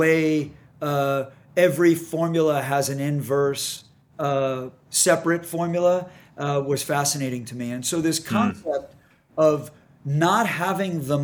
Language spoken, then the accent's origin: English; New York, United States; moved away as an adult; now in San Diego, United States; I'd only lived in New York. Right. And the grind in New York, as I'm sure many of your listeners that live in New York or have spent extended time in New York, the grind is a real thing. And I love it. I don't get me wrong. I'm a New Yorker at heart